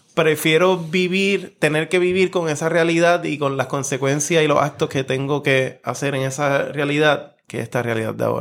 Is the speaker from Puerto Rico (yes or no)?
yes; Puerto Rico; nuestra vida como puertorriqueños